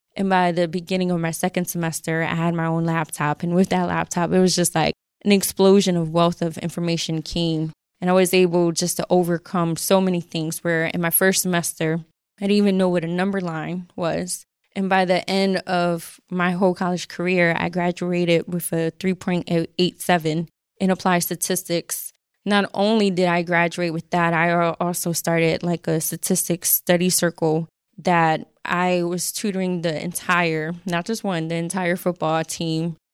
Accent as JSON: {"language": "English", "town": "Philadelphia", "region": "Pennsylvania", "country": "United States", "accent": "super heavy", "said": "my accent was super heavy being from North Philly, having a Puerto Rican mother"}